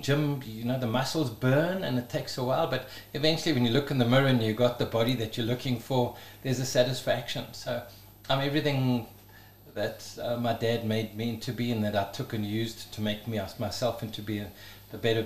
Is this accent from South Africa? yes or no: yes; Johannesburg, Gauteng, South Africa; we grew up in Blegauri, when it was still Bosveld, like where Four Ways used to be, just Bushveld. Grew up in Parkhurst as a start, and then we moved out into the wilderness